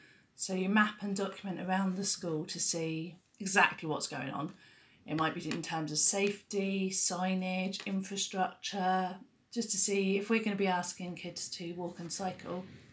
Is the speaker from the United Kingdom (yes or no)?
yes; Hastings, South East England, United Kingdom; the south coast in England, so around Hastings, which is southeast area